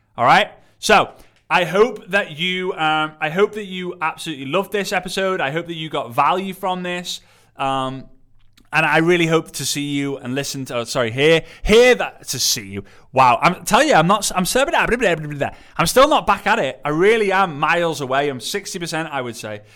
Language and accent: English; England, United Kingdom; I'm I'm English